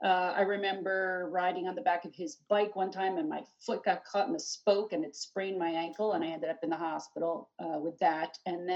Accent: Harrisburg, Pennsylvania, United States; also born or lived in New Jersey / Bethlehem; But we lived in, I grew up in Harrisburg and then we lived, then we came to New Jersey for a while. And then my parents wanted to move back to Pennsylvania.

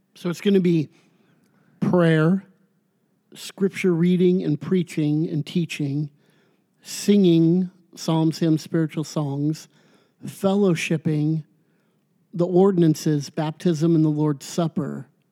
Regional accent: United States; I'm very proud to be an American

